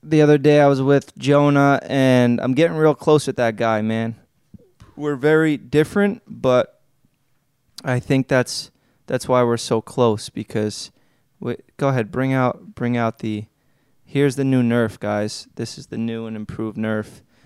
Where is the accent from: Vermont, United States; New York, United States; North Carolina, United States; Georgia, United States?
New York, United States; New York City; growing up in Staten Island, I'm around a bunch of scumbags